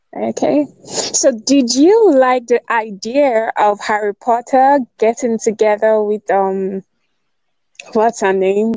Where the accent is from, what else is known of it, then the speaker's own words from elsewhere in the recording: Nigeria; I'm from Nigeria.